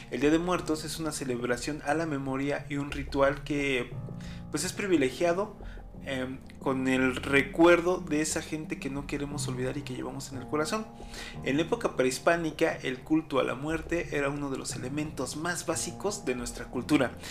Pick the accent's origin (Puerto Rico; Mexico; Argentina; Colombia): Mexico; Como mexicanos creo que somos apegados a la muerte